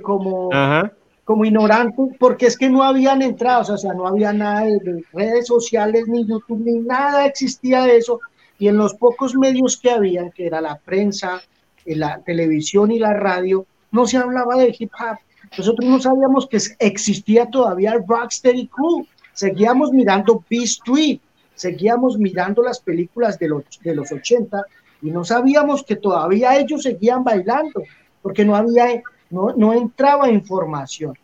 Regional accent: Colombia; moved away as an adult; salí de Colombia en el 97

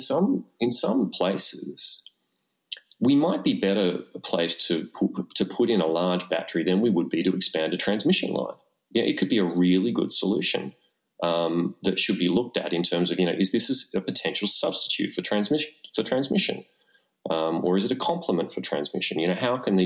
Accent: Australia; Australians, we're a funny bunch, mate

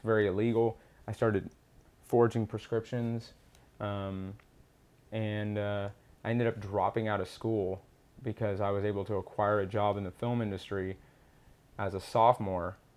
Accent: Austin, Texas, United States; also born or lived in Houston, Texas; I grew up in Austin, or born in Houston, lived in Houston for a little bit, but then moved to Austin, Texas. Seventh generation Texan

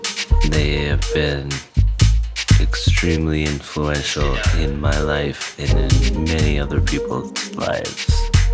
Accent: St. Paul, Minnesota, United States; now in Brooklyn, United States; I'm originally from St. Paul, Minnesota, but I've been living in Brooklyn for a long time now.

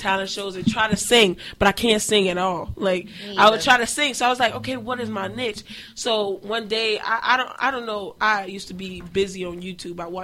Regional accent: Miami, Florida, United States; I'm coming from Liberty City

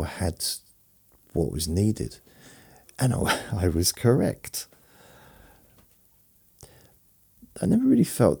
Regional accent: London, United Kingdom; I was born in London when I was a baby

